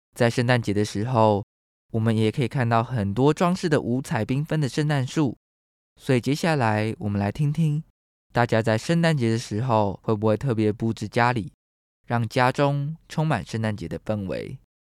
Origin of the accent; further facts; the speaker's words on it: Taiwan; 台湾是一块宝岛，同时也是我们的家乡